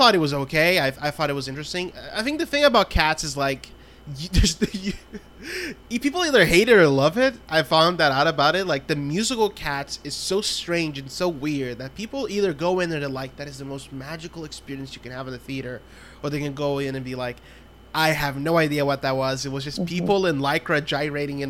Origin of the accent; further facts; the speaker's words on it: Brazil; moved away; I'm from Brazil originally